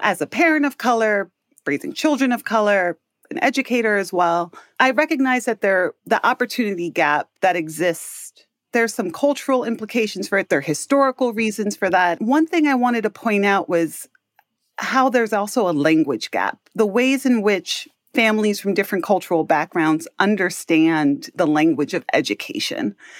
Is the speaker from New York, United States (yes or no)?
yes; New York City, New York, United States; I grew up in Harlem, New York City.